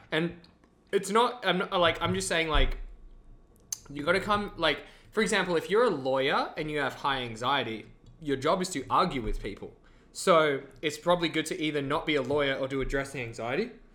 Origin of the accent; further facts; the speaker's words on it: Australia; moved away as an adult; now in Vancouver, Canada; I'm Australian, but I've been here for three years